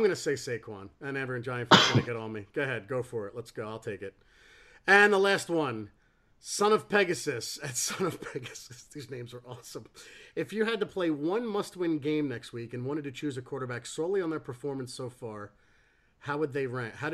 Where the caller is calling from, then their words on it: England, United Kingdom; I'm ringing in from England.